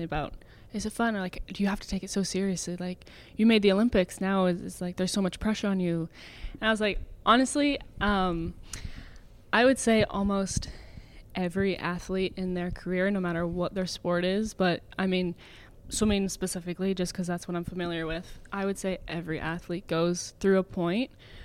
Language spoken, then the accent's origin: English; Georgetown, Ontario, Canada; I grew up in Georgetown my whole life.